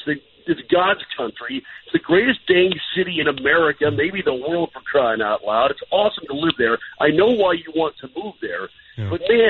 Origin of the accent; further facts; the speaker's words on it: Minnesota, United States; Look at me. I'm from Minnesota. I don't want to live there, but watch me wear my twin stuff.